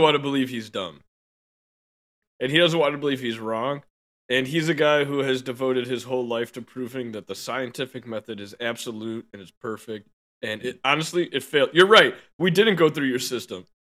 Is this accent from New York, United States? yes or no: no; Chicago, Illinois, United States; I'm born and raised in Chicago.